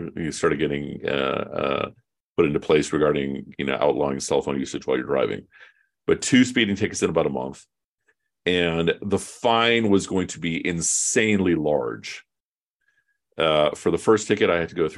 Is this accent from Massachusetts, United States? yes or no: no; Chicago, Illinois, United States; I'm from Chicago